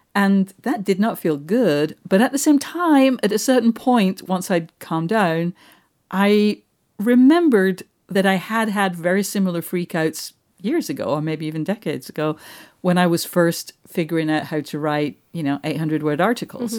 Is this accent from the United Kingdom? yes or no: yes; Manchester, North West England, United Kingdom; moved away; I'm from Manchester.